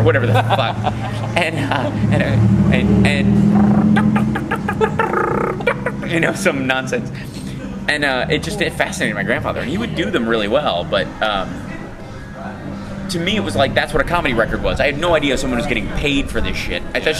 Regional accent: Kentucky, United States; Growing up in Kentucky

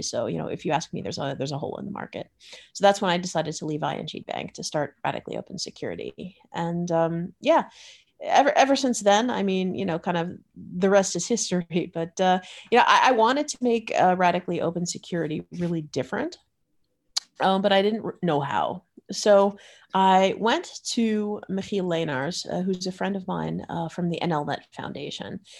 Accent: Florida, United States; moved away as an adult; now in Netherlands; I grew up in Florida

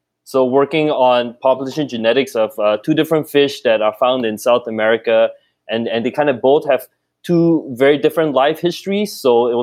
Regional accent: Singapore; moved away as an adult; also born or lived in Kelowna, Canada / Edmonton, Canada; now in Canada; I grew up in Singapore

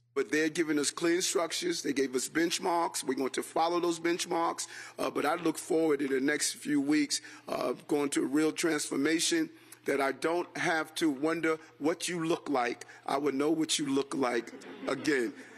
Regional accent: New York City, New York, United States; we responded as New Yorkers

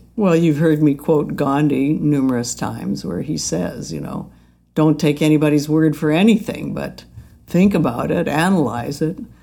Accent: Alberta, Canada; I grew up in Alberta where there was an Indian reservation down the beach

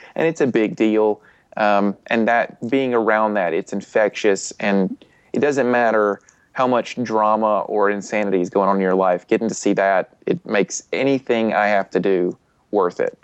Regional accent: Alabama, United States; I'm from Alabama

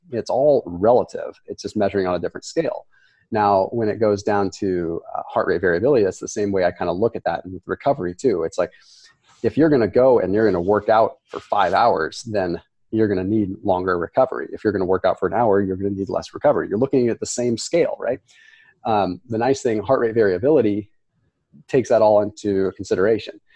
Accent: Sonoma, California, United States; I was born and raised in Sonoma, California.

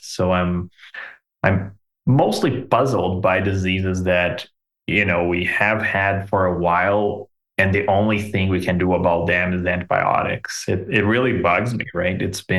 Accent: Belo Horizonte, Minas Gerais, Brazil; now in Canada; I'm from this tiny little town with 4 million people called Belo Horizonte.

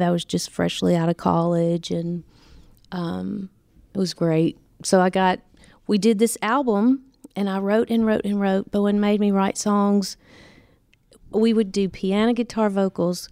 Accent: Nashville, Tennessee, United States; moved away as an adult; now in Los Angeles, United States; I was born and raised in Nashville

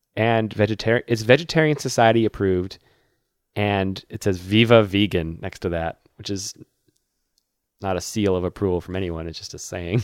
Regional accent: Massachusetts, United States; my home state

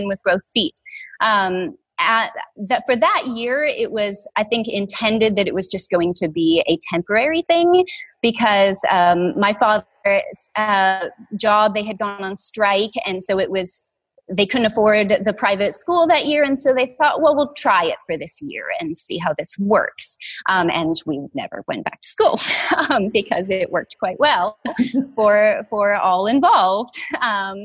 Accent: Washington, United States; I grew up here in Washington

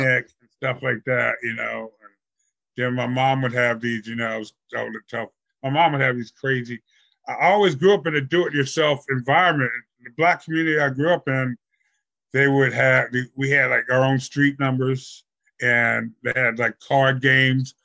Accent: Virginia, United States; we came from Virginia

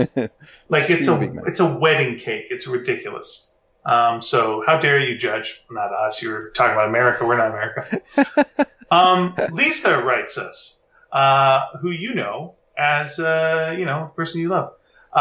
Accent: Australia; now in Calgary, Canada; we generally avoided me driving in the snow because I'm Australian. And my snow driving experience was none.

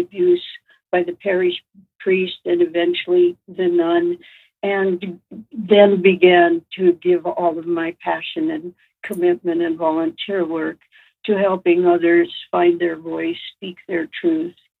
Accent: Los Angeles, California, United States; I grew up in East Los Angeles

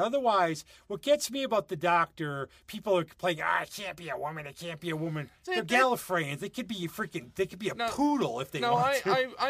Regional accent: United States; I'm American.

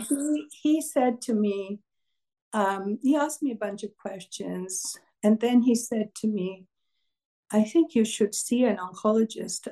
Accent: Kolkata, West Bengal, India; moved away as an adult; also born or lived in Canada; now in United States; I was born in Kolkata in India.

